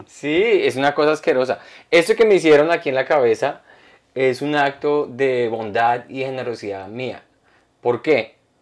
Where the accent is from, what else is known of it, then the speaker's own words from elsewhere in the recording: Colombia; now in United States; yo, de Colombia